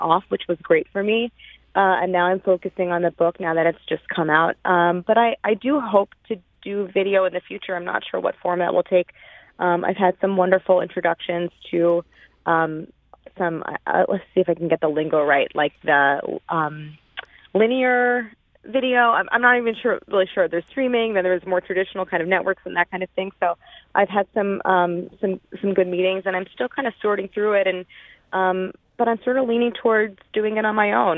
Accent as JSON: {"language": "English", "town": "St. Louis", "region": "Missouri", "country": "United States", "tie": "born or raised there", "moved": "as an adult", "said": "I grew up in St. Louis, first in University City and then in Clayton. I went to Clayton High School"}